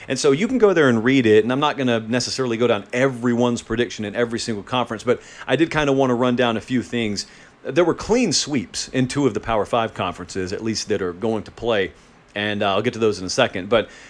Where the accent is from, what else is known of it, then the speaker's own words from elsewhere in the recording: Columbus, Georgia, United States; growing up in Columbus, Georgia